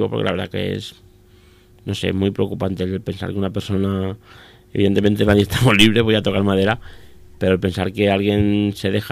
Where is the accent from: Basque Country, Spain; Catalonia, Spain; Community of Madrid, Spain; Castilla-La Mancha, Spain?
Castilla-La Mancha, Spain; Miguel Esteban; a mi pueblo, por ejemplo, que, me encuentro que llego al a mi pueblo, mi pueblo es Miguel Esteban, para el que no lo, no lo sepa, me encuentro que llego a Miguel Esteban a 50 kilómetros de aquí